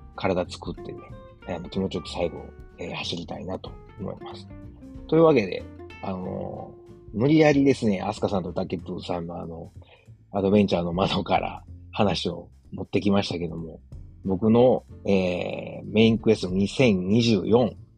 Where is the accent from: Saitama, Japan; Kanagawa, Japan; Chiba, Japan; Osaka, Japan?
Osaka, Japan; moved away as an adult; now in Germany; 自分の実家であるですね、駒川あずまや、はい、親父とおかんがやってる、えー、大阪駒川いうところで